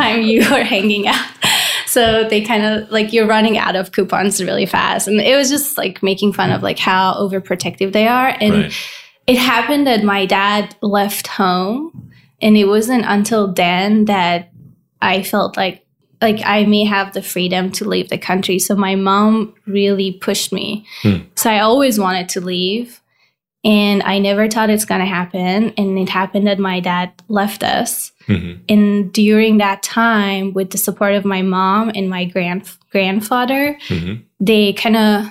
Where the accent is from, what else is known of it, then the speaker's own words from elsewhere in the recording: Tehran, Tehran Province, Iran; moved away as an adult; also born or lived in Cyprus; now in United States; I grew up born and raised in Iran